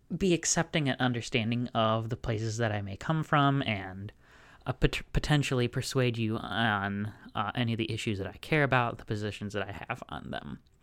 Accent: Wisconsin, United States; also born or lived in Harrisburg, Pennsylvania; I am, uh, both from Wisconsin and a university student

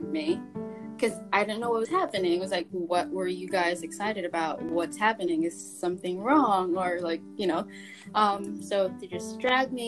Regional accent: Philippines; moved away as an adult; now in New York, United States; Yes, I am Filipino. I grew up in the Philippines

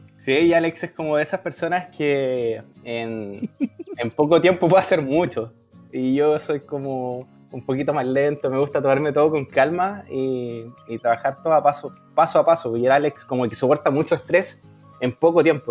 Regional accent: Los Ángeles, Biobío, Chile; acá hace un calor tremendo en Los Ángeles. Bueno, yo soy de Los Ángeles

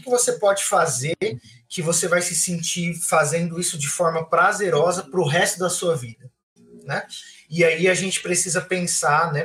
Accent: Francisco Morato, São Paulo, Brazil; moved away as an adult; also born or lived in Águas Claras, Brasília; now in Brasília, Brazil; sou de Francisco Morato também, tenho 29 anos completados aí nos últimos dias. Vivi em Francisco Morato boa parte do meu tempo. Hoje eu moro em Brasília

